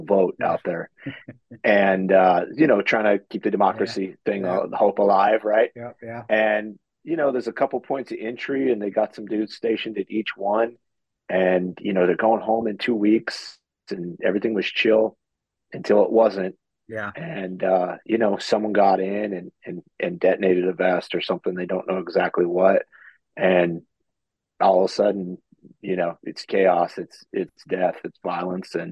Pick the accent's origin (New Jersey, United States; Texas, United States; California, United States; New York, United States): California, United States; Fallbrook; I grew up in Fallbrook, which is right off the North Gate at Camp Pendleton